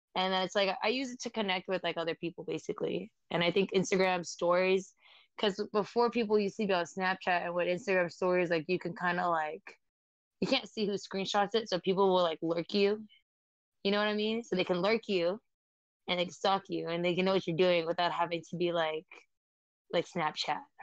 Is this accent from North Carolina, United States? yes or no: no; San Jose, California, United States; I'm a model from San Jose, California, and I'm half Vietnamese and Filipino